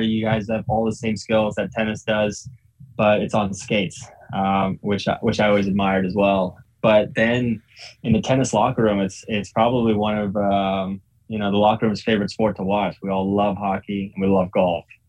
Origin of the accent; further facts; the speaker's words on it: Northern Virginia, United States; also born or lived in Ukraine / Florida; I grew up in Northern Virginia